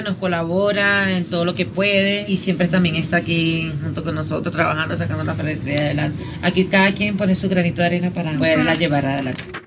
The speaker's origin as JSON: {"language": "Spanish", "town": "Cumaná", "region": "Sucre", "country": "Venezuela", "moved": "as an adult", "lives_now": "Bogotá, Colombia", "said": "Yo soy venezolana"}